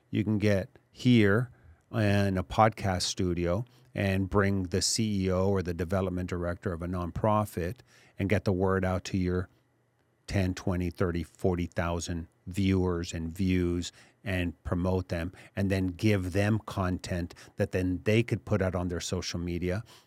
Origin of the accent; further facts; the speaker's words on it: Laredo, Texas, United States; also born or lived in Mexico City, Mexico; I grew up in Laredo, lived in Mexico City also